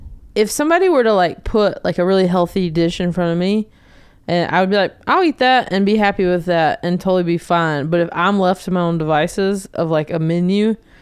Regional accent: the South, United States; you know, I'm from the South. We like to eat.

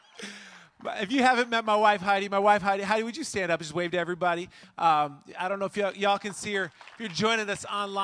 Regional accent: Minnesota, United States; now in Illinois, United States; I grew up in Minnesota

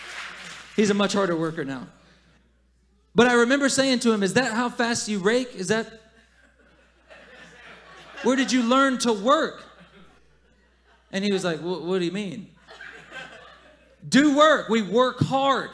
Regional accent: the South, United States; moved away as an adult; I'm still from the South. I still grew up there

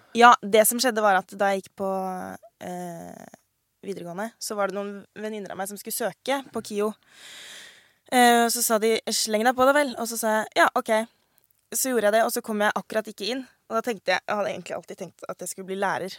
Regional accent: Årnes, Akershus, Norway; also born or lived in Trondheim / Frøya; Store deler av barndommen ja. vokste på Årnes. Men også vokste opp litt i Trondheim og på Frøya

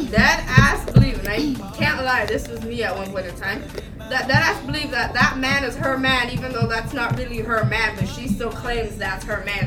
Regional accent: Barbados; I am from Barbados

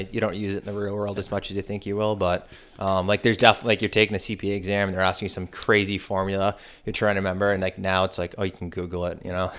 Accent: Canton, United States; From Canton.

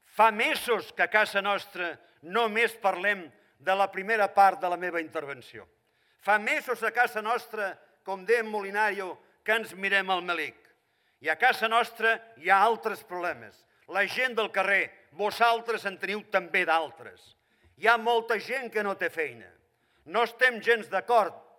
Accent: Catalonia, Spain; sóc català i catalanista

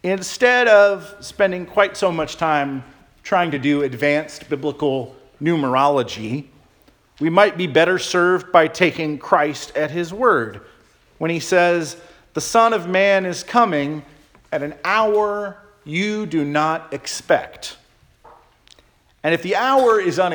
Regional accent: Florida, United States; When I was a child growing up in Florida

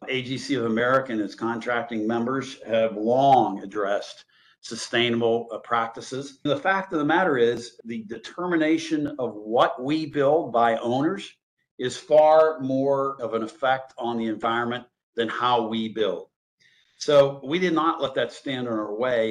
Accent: Pittsburgh, Pennsylvania, United States; also born or lived in Donaldsonville, Louisiana; I did grow up in Pittsburgh

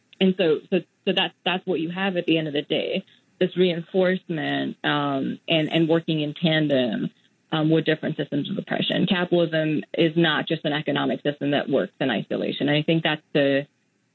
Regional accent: Mumbai, Maharashtra, India; moved away; also born or lived in Singapore / United States; I grew up in Mumbai in India

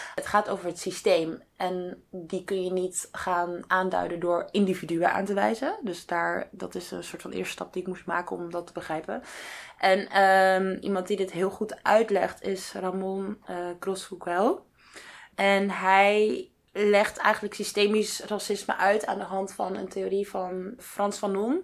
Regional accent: Netherlands; wij ons als Nederlander of als Europeaan

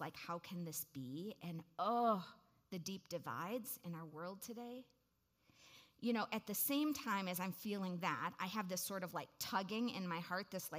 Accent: Waukesha, Wisconsin, United States; I grew up in Waukesha, Wisconsin.

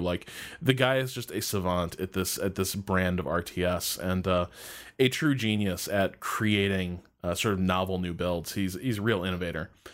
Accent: United States; being an American

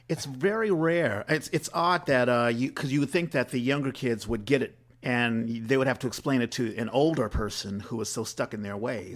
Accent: East Coast, United States; moved away; being from the East Coast, I grew up in, like, the church

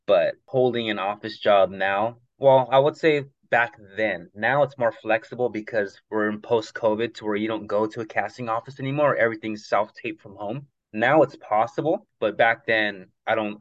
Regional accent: Los Angeles, California, United States; I'm from uh, San Fernando Valley, just uh, minutes north of Los Angeles

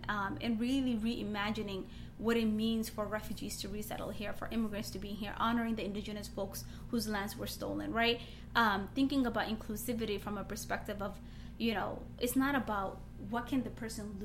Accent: United States; as a black Muslim young girl growing up in America

